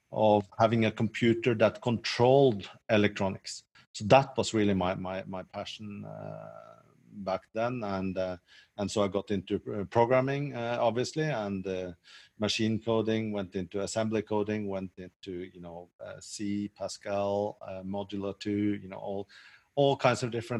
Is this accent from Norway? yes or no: yes; Norway; moved away as an adult; also born or lived in south of France; now in France; I'm Norwegian